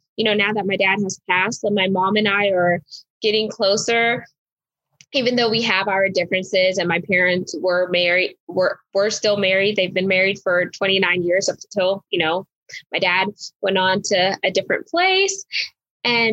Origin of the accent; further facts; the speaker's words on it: Houston, Texas, United States; I grew up in the Houston, Texas area